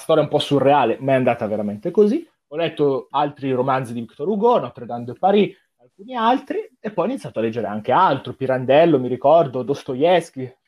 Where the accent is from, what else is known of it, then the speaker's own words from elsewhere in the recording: Como, Lombardy, Italy; Sono di Como, non di Sondrio come loro